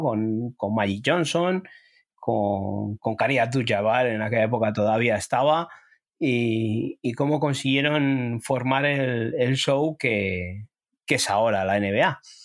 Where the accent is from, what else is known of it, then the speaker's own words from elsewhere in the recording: Spain; a nosotros o a mí como español